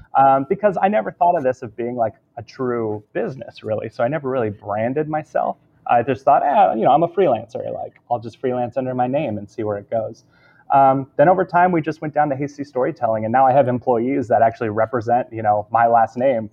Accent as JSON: {"language": "English", "region": "Southern California", "country": "United States", "tie": "born or raised there", "said": "born and raised in Southern California"}